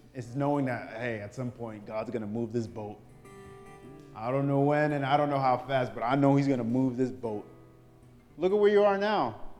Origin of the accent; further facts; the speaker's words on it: New York, United States; I'm from New York